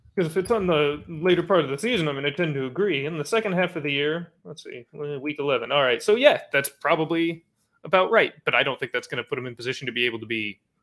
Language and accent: English; Bay Area, California, United States; I'm from the Bay Area